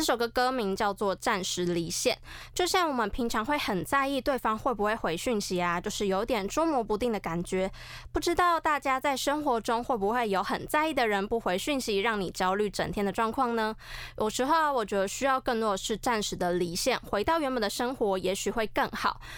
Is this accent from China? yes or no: no; Taiwan; 台语对我来说呢，我觉得既熟悉又陌生，但我觉得身为台湾人，台语是必须的